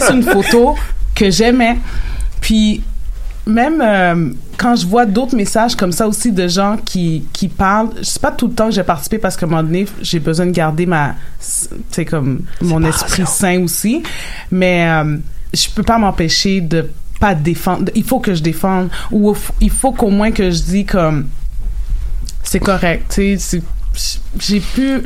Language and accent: French; Haiti; Dans ma communauté, moi, je suis haïtienne